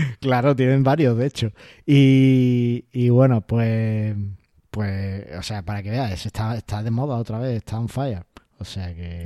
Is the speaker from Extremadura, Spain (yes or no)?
no; Ceuta, Spain; soy de Ceuta